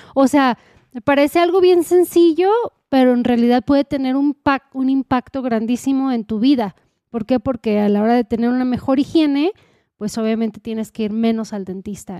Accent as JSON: {"language": "Spanish", "country": "Mexico", "said": "como buena mexicana"}